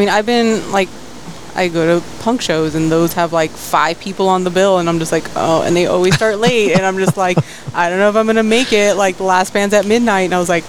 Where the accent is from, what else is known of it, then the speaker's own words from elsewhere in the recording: McAllen, Texas, United States; moved away as an adult; now in Fort Worth, United States; I go visit my dad, but now we're to the point where I'm like, I'm just going to fly home.